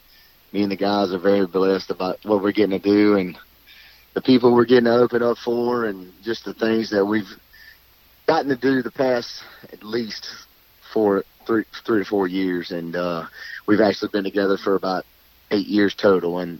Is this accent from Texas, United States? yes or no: no; Mississippi, United States; now in Rosedale, Louisiana, United States; I grew up in Mississippi